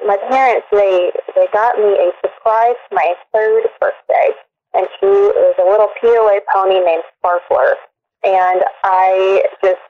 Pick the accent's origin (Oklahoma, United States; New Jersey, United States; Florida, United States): Oklahoma, United States; I'm originally from Oldsmobile, Oklahoma, and my parents had Appaloosa racehorses whenever I was brought into this world